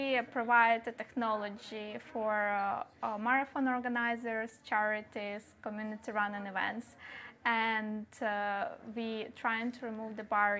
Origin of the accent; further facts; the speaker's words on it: Ukraine; I'm Ukrainian.